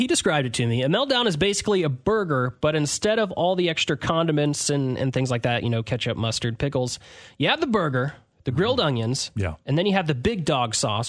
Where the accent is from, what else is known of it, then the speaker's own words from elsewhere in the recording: Clarksville, Tennessee, United States; but I grew up in Clarksville, and a lot of my friends wanted me to come back and bring that same flavor and taste to Clarksville.